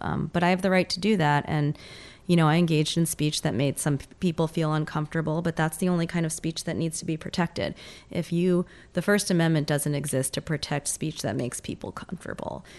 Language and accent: English; New York, United States; moved away; I'm a New Yorker originally